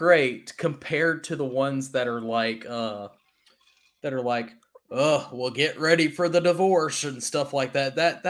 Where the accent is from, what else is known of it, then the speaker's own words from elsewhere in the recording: Louisville, Mississippi, United States; so the parish I grew up in Louisville, Mississippi, it fit like 30 people max.